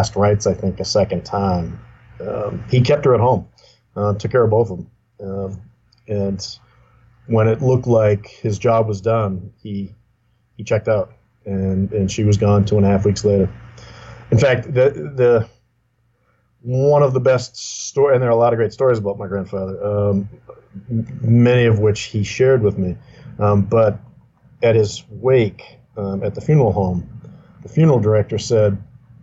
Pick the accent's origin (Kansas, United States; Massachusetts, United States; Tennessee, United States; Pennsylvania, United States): Massachusetts, United States; Salem; also born or lived in Beverly, Massachusetts; Grew up in Beverly and Salem. Again, it's just north of Boston.